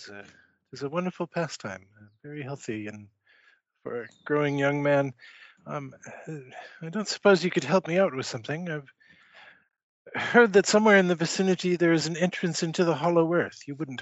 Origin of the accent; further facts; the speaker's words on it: Helsinki, Uusimaa, Finland; English is a second language; Helsinki. Do you know where that is?